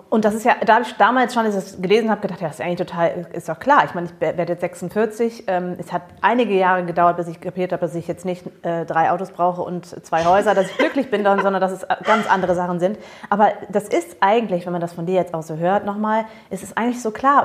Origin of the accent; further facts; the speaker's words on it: Germany; also born or lived in United States; als Amerikanerin war ich schon von dem Klischee der Deutschen, also ich bin ja hier aufgewachsen, aber ich bin amerikanisch aufgewachsen